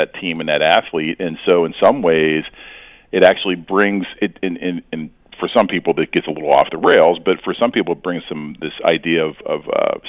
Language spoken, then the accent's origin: English; Youngstown, Ohio, United States; I'm from Youngstown, Ohio